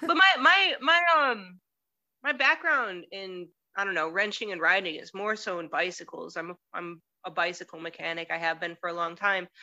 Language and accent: English; Detroit, Michigan, United States; moved away as an adult; now in Cleveland, United States; I'm from Detroit originally. Right now, I'm in Cleveland.